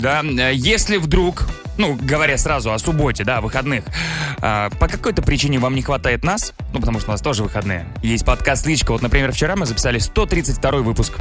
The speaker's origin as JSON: {"language": "Russian", "town": "Megion", "region": "Khanty-Mansi Autonomous Okrug", "country": "Russia", "tie": "born or raised there", "moved": "yes", "lives_now": "Moscow, Russia", "said": "в Мегионе, откуда я родом, там тоже белые ночи есть"}